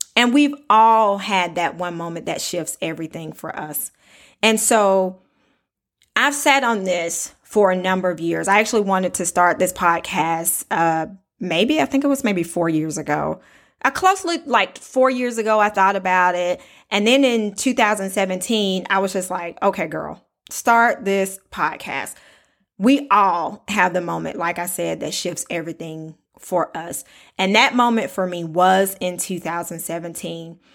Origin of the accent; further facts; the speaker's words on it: Lincoln, Alabama, United States; moved away; I am from Alabama, raised in a small town called Lincoln